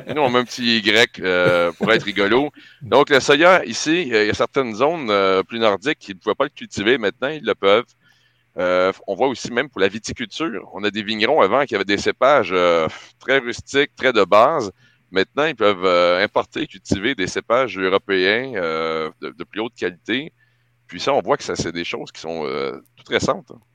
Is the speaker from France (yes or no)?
no; Quebec, Canada